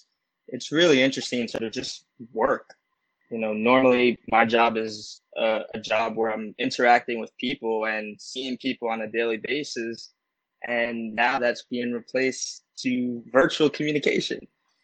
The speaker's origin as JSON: {"language": "English", "country": "Puerto Rico", "said": "I had a beautiful trip in mid-June to my home country, Puerto Rico."}